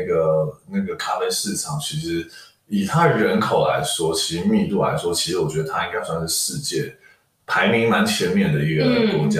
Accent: Taiwan; also born or lived in Australia; 因为其实我从小也是在台湾长大，

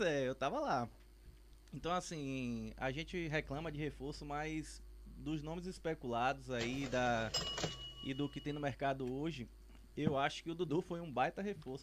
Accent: Itabuna, Bahia, Brazil; now in Buerarema, Brazil; sou, sou da cidade de Itabuna, mas moro atualmente na, na cidadezinha vizinha chamada Buerarema

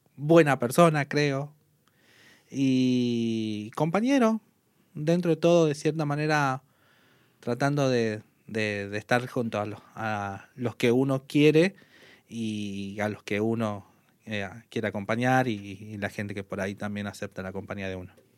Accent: Salvador Mazza, Salta, Argentina; moved away as an adult; now in Tartagal, Argentina; soy nacido aquí en Tartagal, pero viví toda mi infancia y mi adolescencia en Salvador Massa.

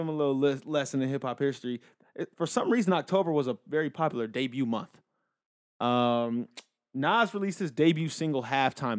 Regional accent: Inglewood, California, United States; I'm from Inglewood

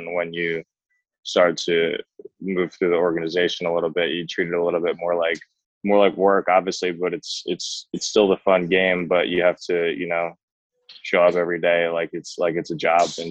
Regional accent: Toms River, New Jersey, United States; growing up in Tom's River, it's, you know, a lot of Yankees over there

